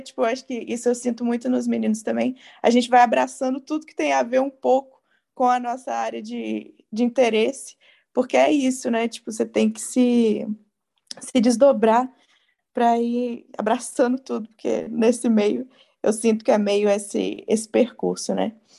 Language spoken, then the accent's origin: Portuguese; Juiz de Fora, Minas Gerais, Brazil; sou de Juiz de Fora